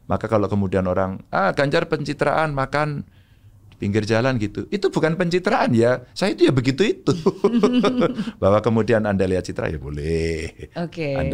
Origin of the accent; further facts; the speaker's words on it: Java, Indonesia; mungkin saya orang Jawa.